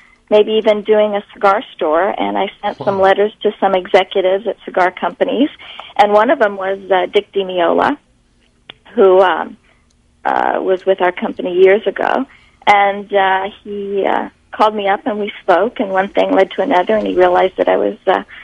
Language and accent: English; Nebraska, United States; moved away as an adult; also born or lived in California; I'm from Nebraska. I grew up in Nebraska.